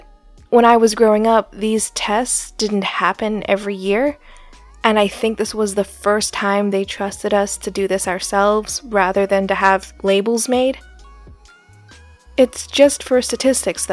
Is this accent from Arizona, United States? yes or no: yes; Scottsdale, Arizona, United States; I grew up in Scottsdale, Arizona